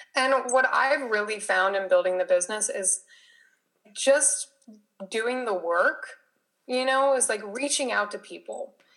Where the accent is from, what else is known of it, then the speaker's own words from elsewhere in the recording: Las Vegas, Nevada, United States; moved away as an adult; now in San Diego, United States; I live in San Diego, California, but I was originally from Las Vegas. I came to San Diego for school